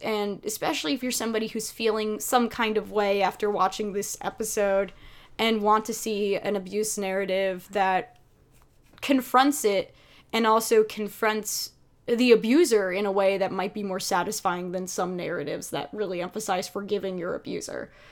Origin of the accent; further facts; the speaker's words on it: United States; we are very American